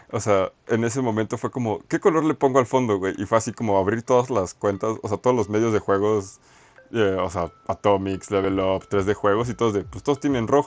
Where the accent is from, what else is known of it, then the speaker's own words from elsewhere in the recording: Mexico; Entonces tenemos que identificarnos como mexicanos, güey.